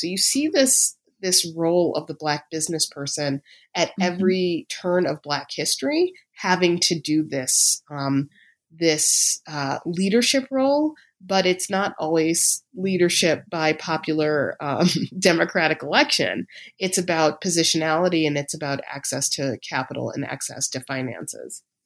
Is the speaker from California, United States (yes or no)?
no; Chicago, Illinois, United States; moved away; when I was a high school student in Chicago